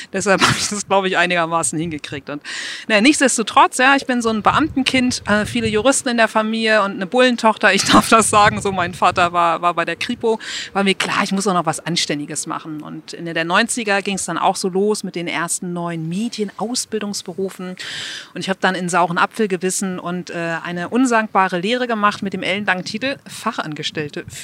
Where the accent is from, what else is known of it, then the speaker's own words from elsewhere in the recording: Buchholz in der Nordheide, Lower Saxony, Germany; Ich bin aufgewachsen in Buchholz. Falls das jemand kennt, meistens kommt dann, ja, Buchholz in der Nordheide.